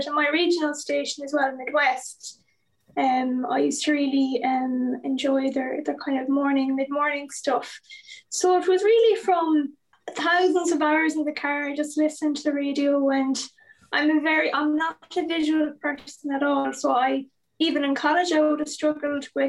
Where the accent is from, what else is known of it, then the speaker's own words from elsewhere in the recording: Achill, County Mayo, Ireland; I'm from Achill in Mayo